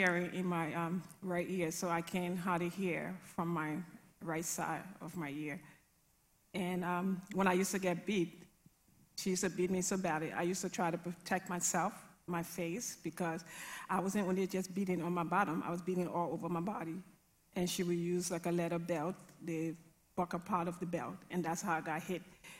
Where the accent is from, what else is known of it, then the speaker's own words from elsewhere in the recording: Liberia; I grew up in a violent, abusive, alcoholic home.